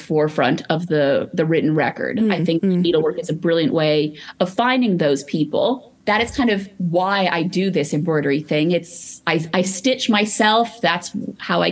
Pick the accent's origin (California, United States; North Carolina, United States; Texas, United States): California, United States; Los Angeles; I grew up in Los Angeles, an only child before Ubers.